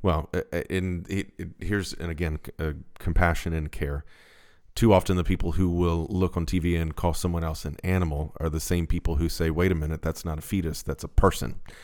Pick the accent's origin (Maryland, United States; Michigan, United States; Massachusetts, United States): Maryland, United States; Baltimore; We're from Baltimore